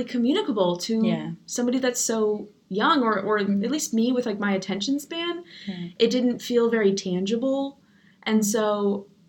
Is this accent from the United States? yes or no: yes; Arizona, United States; moved away; I grew up in Arizona. That's where I'm from.